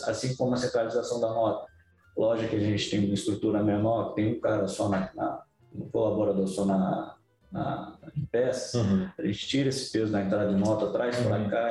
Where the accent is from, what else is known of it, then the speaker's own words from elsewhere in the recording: Vila Velha, Espírito Santo, Brazil; also born or lived in Vitória; Eu sou capixaba, né? Nasci em Vitória, mas é. que legal. morei em Vila Velha minha vida inteira